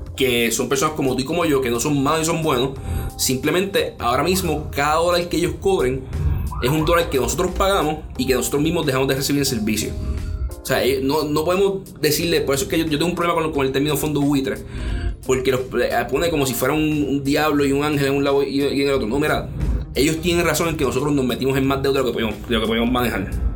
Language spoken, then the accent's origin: Spanish; Puerto Rico; como puertorriqueños tenemos que unirnos